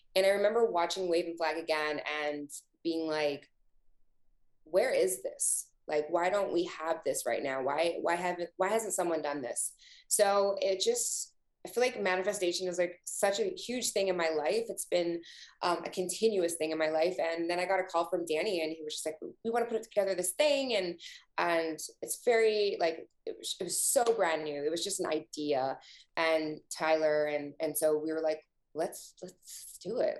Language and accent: English; Canada; being Canadian